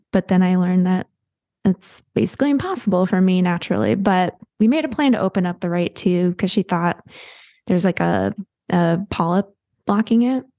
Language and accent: English; Midland, Michigan, United States; I grew up in, uh, Midland, Michigan